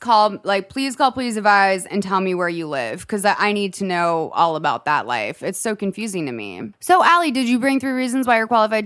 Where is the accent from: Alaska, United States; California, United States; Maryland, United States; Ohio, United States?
California, United States; I'm from the Bay Area, and even here, that would be considered pricey.